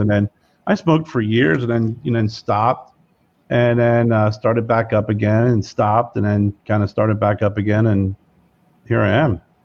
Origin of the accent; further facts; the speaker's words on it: Lebanon, Pennsylvania, United States; I'm from Lebanon, Pennsylvania, which is Lebanon, Lancaster area